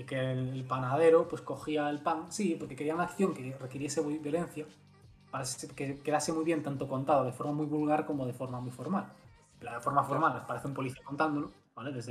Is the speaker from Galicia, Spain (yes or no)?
yes; Galicia, Spain; accent: Galician; porque a mí la gente me dice que no tengo mucho acento gallego.